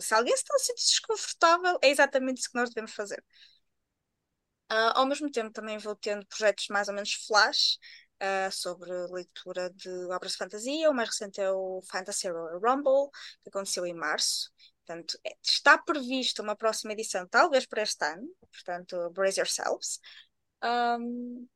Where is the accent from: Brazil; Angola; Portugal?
Portugal; Viana do Castelo, Norte; eu sou de Biana do Castelo.